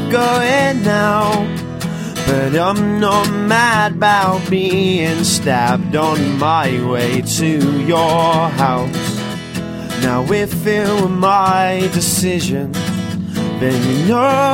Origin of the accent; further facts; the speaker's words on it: Portsmouth, South East England, United Kingdom; I'm from Portsmouth, and I play guitar and I sing songs